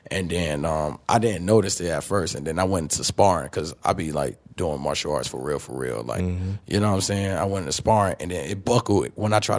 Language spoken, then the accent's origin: English; the South, United States; I'm from the South, so all that New York stuff they wasn't really into that.